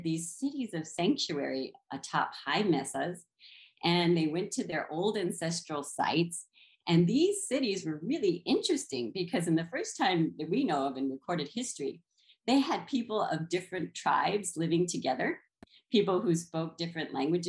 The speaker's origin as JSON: {"language": "English", "region": "New Mexico", "country": "United States", "tie": "born or raised there", "moved": "yes", "lives_now": "Texas, United States", "said": "I grew up, of course, in Indian country. I grew up in New Mexico. My father is from South Texas, and my mother is from northern New Mexico. And of course, we have ancestral ties to San Felipe Pueblo and Ocuehuinge Pueblo."}